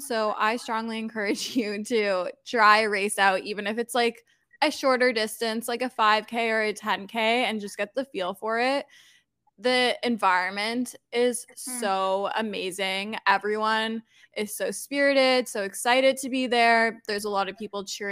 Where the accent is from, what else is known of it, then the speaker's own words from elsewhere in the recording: Toronto, Ontario, Canada; I'm born and raised in Toronto, Canada.